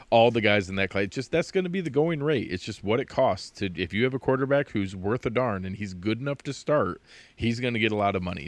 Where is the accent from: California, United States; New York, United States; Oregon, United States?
New York, United States; Jamestown; moved away as an adult; I grew up in the Southern Tier as well. I was over in Chautauqua County